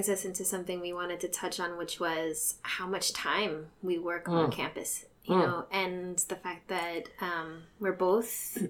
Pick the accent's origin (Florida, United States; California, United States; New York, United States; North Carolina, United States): California, United States; Whittier; I grew up in Whittier.